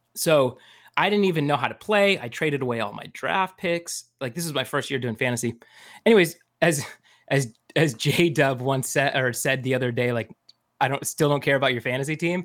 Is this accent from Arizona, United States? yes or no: yes; Phoenix, Arizona, United States; moved away; and I grew up in Phoenix